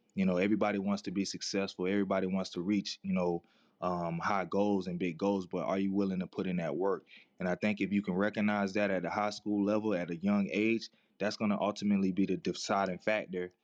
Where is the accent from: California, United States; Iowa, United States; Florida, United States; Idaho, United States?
Florida, United States; Daytona Beach; growing up in Daytona